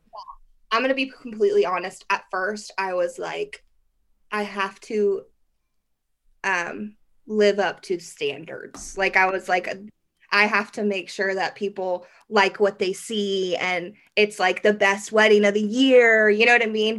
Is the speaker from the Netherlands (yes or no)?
no; Derby, Kansas, United States; I'm from Derby, Kansas, which is just like a little suburb outside of Wichita